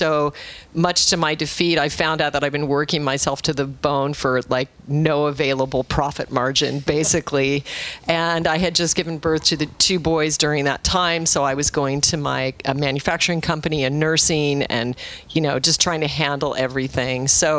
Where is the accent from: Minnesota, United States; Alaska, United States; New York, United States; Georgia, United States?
Alaska, United States; I was raised in Alaska, and I went to... very proudly went to Arizona State, which Rich does not recognize as a real institution.